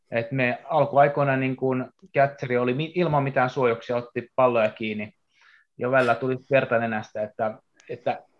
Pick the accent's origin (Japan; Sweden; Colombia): Japan; Tosiaan mä oon syntynyt Japanissa ja asunut suurin osa lapsuudesta Japanissa